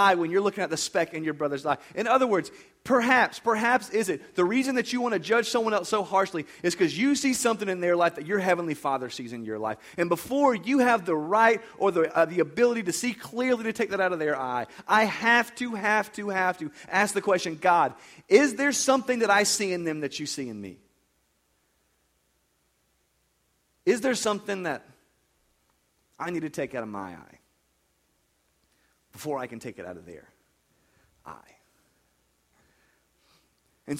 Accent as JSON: {"language": "English", "country": "United States", "tie": "born or raised there", "said": "I was raised in America"}